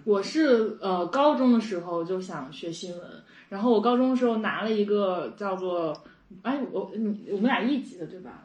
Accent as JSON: {"language": "Chinese", "region": "Liaoning", "country": "China", "accent": "Liaoning dialect", "said": "我们这可能是辽宁方面"}